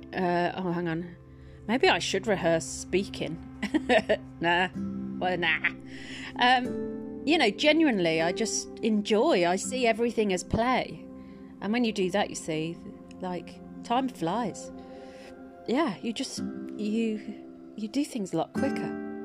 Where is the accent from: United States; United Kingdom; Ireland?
United Kingdom; moved away as an adult; also born or lived in Twickenham; I'm from the Midlands and I moved to Twickenham